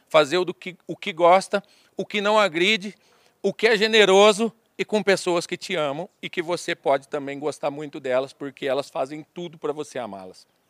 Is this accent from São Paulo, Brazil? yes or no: yes; Assis, São Paulo, Brazil; eu sou do Vale do Paranapanema, né, da cidade de Assis